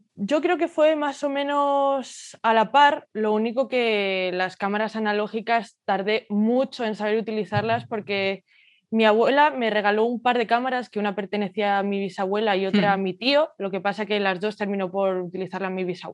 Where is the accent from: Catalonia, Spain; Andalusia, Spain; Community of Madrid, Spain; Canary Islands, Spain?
Community of Madrid, Spain; Madrid; nací y crecí en Madrid y es donde actualmente resido